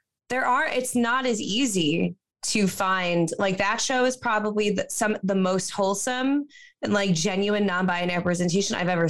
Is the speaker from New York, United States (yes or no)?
yes; Long Island, New York, United States; now in New York City, United States; I grew up on Long Island and I live in the New York City now